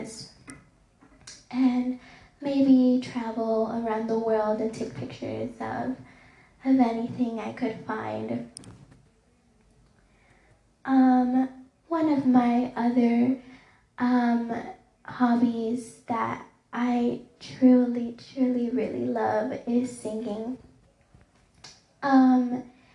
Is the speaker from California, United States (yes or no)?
no; Dallas, Texas, United States; I have grew up in the city of Dallas, and it's my hometown. I was also born in Parkland Hospital in downtown Dallas